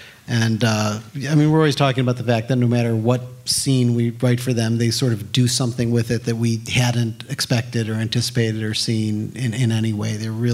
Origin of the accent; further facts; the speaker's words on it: South Bend, Indiana, United States; moved away; I'm from South Bend, Indiana